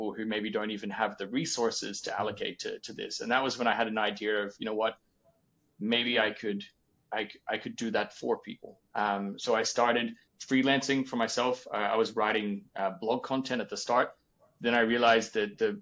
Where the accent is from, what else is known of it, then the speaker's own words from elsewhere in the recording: Australia; moved away; being an Australian from basically the bottom of the world working with a Danish company